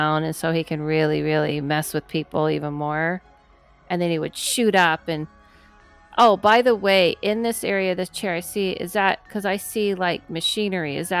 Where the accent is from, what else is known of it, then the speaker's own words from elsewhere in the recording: California, United States; I grew up in California.